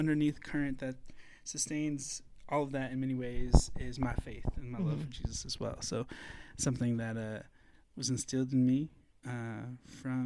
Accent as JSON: {"language": "English", "town": "Holland", "region": "Michigan", "country": "United States", "tie": "born or raised there", "said": "I was born and raised in Holland, Michigan"}